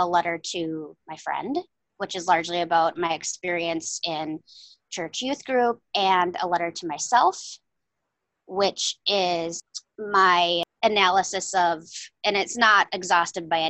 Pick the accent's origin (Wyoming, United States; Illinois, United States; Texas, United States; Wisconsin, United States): Wisconsin, United States; I born and reared a Wisconsin girl. I'm a northern girl for sure, of the ice and tundra